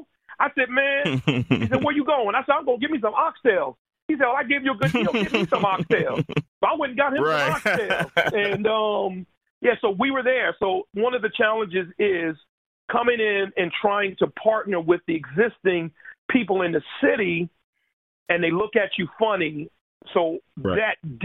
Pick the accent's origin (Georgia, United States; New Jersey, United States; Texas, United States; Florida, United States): New Jersey, United States; Paterson; now in Camden, United States; I'm from Paterson, New Jersey, one of the most dangerous cities in America